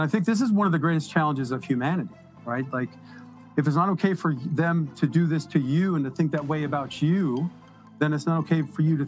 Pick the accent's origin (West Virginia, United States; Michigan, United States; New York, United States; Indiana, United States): Michigan, United States; Detroit; born there; I was born in Detroit, Michigan.